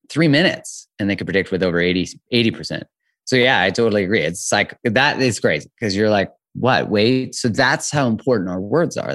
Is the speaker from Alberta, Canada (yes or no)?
yes; Calgary, Alberta, Canada; also born or lived in Vancouver, Canada; I'm 42, and I am from originally in Calgary, Canada.